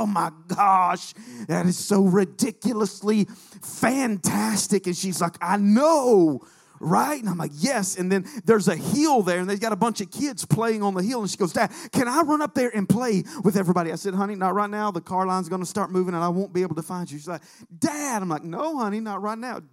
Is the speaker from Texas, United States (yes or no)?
no; Alabama, United States; moved away; I'm from Alabama